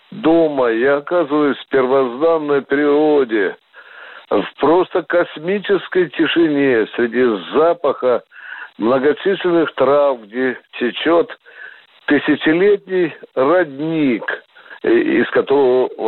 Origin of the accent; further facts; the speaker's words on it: Moscow, Russia; Я счастлив, что я москвич.